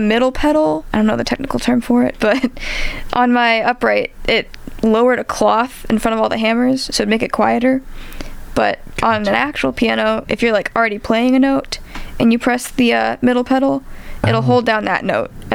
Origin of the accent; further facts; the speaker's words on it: St. Louis, Missouri, United States; I'm from St. Louis